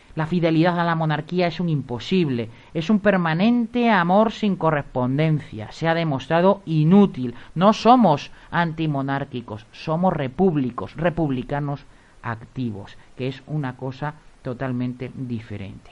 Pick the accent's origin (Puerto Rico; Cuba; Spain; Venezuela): Spain; somos los, los españoles